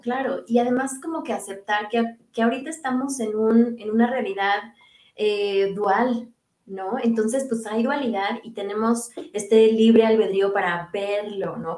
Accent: Mexico; moved away as an adult; now in Denmark; yo dejé México, pues, o sea, en febrero del año pasado y cuando llegué a Dinamarca

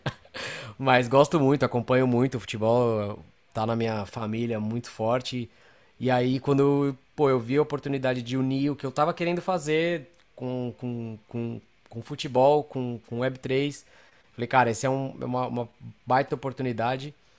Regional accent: São Paulo, Brazil; moved away as an adult; now in Los Angeles, United States; eu sou, sou de São Paulo, Uh, moro aqui em Los Angeles

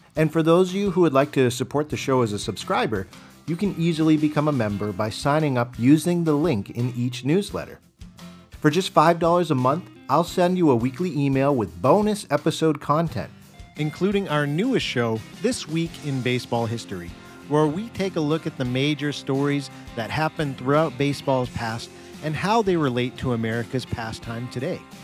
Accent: Massachusetts, United States; my home state of Massachusetts

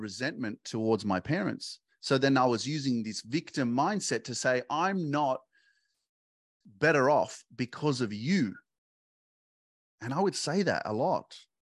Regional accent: Sydney, New South Wales, Australia; I grew up in Sydney and all my friends were here and this was my hood

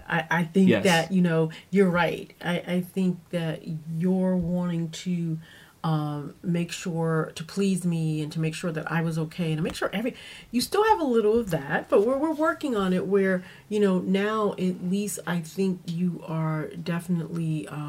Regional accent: Louisiana, United States; we're originally from Louisiana, and when we moved here

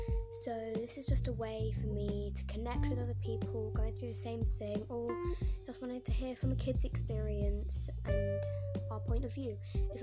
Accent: Bristol, South West England, United Kingdom; I'm 12, I'm from Bristol

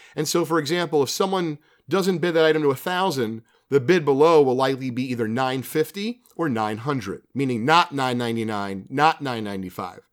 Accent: New Jersey, United States; being a kid, growing up in Jersey

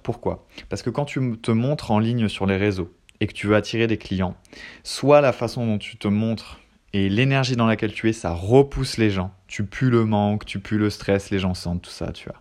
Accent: France; je suis français

